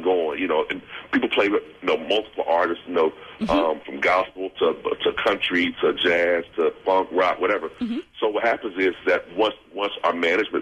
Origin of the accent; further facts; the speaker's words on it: Texas, United States; I'm from Texas